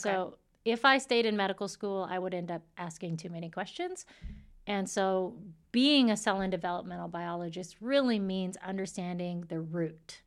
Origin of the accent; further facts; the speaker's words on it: Saskatchewan, Canada; moved away as an adult; also born or lived in Washington, D.C.; I'm from Saskatchewan, and so that's the land of, you know, the native Indians